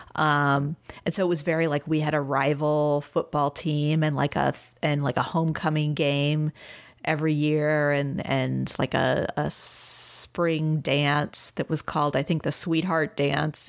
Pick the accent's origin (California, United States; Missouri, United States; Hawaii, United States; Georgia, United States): Missouri, United States; St. Louis; now in Austin, United States; I am from Saint Louis, Missouri originally, and I am now in Austin, Texas